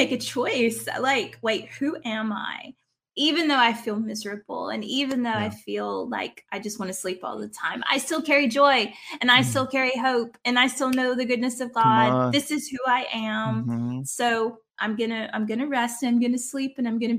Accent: South Louisiana, United States; moved away as an adult; now in Australia; I am originally from South Louisiana. My dad talks like the swamp people. I don't talk like

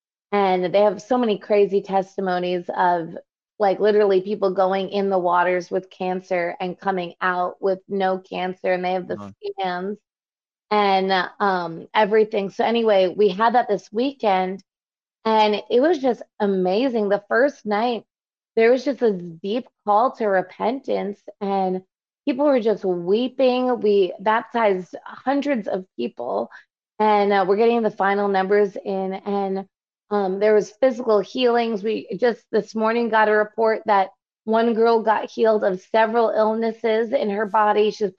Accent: New York, United States; I'm from New York

